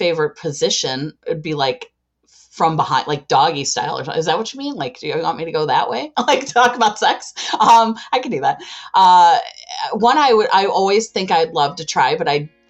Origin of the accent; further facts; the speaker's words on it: Chicago, Illinois, United States; I am from Chicago